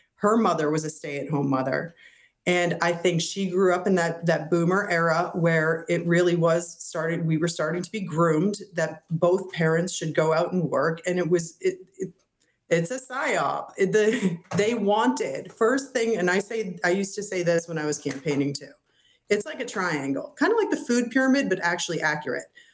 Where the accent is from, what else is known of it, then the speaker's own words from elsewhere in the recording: Massachusetts, United States; now in Florida, United States; growing up in Massachusetts